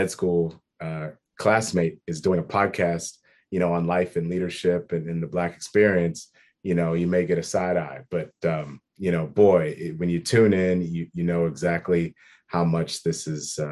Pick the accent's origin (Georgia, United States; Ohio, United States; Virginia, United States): Ohio, United States; Worthington; I am born and raised in Columbus, in a city that no one's ever heard of. It's a suburb of Columbus called Worthington